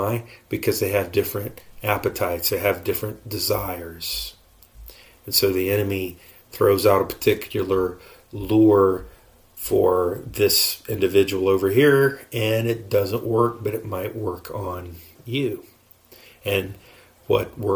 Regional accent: United States; I'm an American

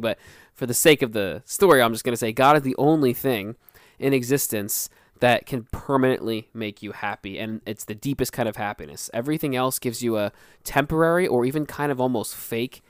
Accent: Philadelphia, Pennsylvania, United States; we're from Philly.

